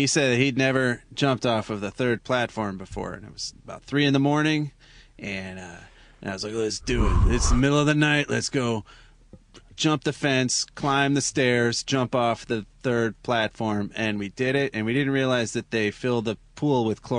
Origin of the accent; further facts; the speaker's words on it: Park Ridge, Illinois, United States; moved away as an adult; also born or lived in New York; I was 19 years old, and I went to college at Hunter College in New York, and I'm from Chicago, or suburbs outside of Chicago, really.